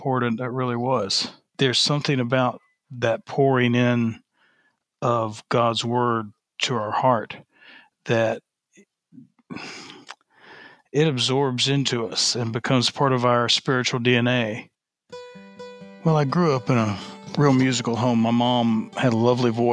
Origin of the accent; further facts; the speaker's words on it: Aiken, South Carolina, United States; I'm originally from Aiken, South Carolina, and I grew up in a wonderful home